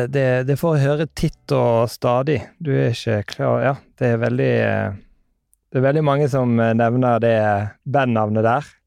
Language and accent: Norwegian; Bergen, Vestland, Norway; Jeg er fra Bergen